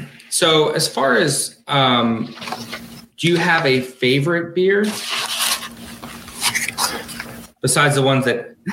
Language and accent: English; New Jersey, United States; I'm actually from New Jersey, and my family my grandfather had a house in Seaside Heights where they filmed the Jersey Shore.